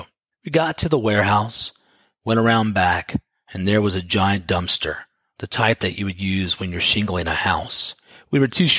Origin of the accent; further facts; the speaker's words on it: Bloomington, Indiana, United States; Growing up in Indiana University, student housing was pretty awesome.